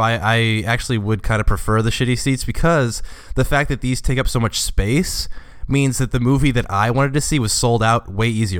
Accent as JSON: {"language": "English", "town": "Cincinnati", "region": "Ohio", "country": "United States", "also_born_or_lived": "Indiana", "moved": "yes", "said": "I'm from Cincinnati and, like, I've lived in Indiana"}